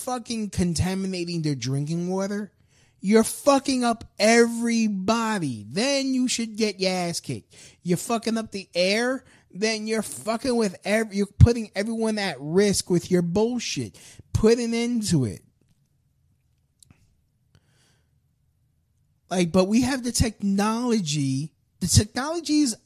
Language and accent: English; United States; me as an American